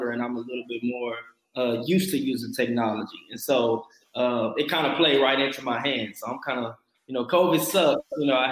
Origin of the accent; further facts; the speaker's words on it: Dallas, Texas, United States; moved away as an adult; now in Houston, United States; I am originally from Dallas, Texas. I moved to Houston probably about 4 or 5 years ago to go to law school